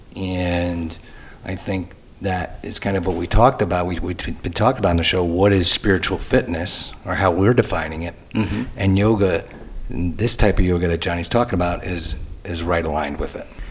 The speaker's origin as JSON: {"language": "English", "region": "Michigan", "country": "United States", "said": "I'm from Michigan"}